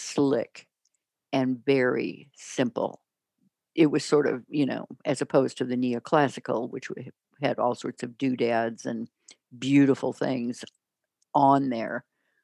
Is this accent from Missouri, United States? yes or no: yes; St. Louis, Missouri, United States; now in Denver, United States; When I grew up in St. Louis, there were some brutalist buildings